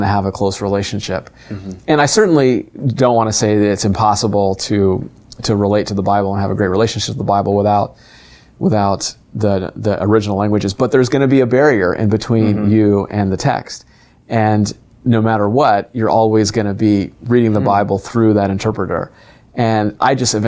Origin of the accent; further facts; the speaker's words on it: Southern California, United States; I'm ethnically Indian. I grew up in Southern California